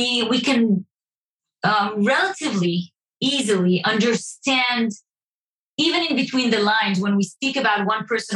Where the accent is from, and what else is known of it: Israel